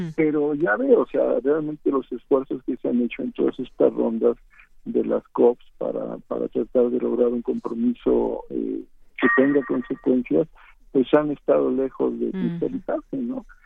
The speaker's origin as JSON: {"language": "Spanish", "region": "Veracruz", "country": "Mexico", "said": "de donde yo soy, en Veracruz"}